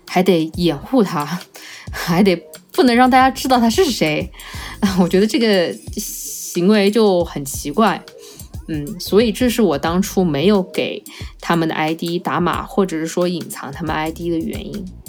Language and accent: Chinese; Changsha, Hunan, China; 用我们长沙话来说